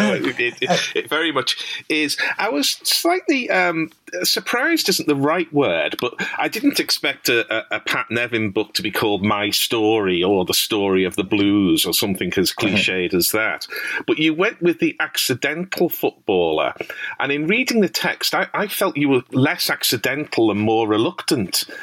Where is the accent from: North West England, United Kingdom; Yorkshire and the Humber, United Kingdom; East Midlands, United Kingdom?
North West England, United Kingdom; Liverpool; I grew up in Liverpool. You may tell from my accent